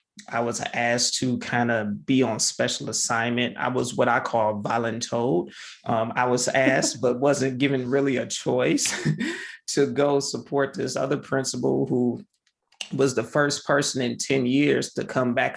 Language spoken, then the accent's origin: English; Michigan, United States; now in Ohio, United States; I grew up in Michigan